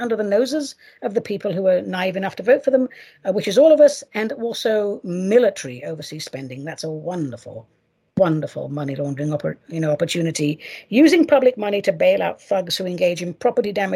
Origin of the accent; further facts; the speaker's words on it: United States; I should call it as an American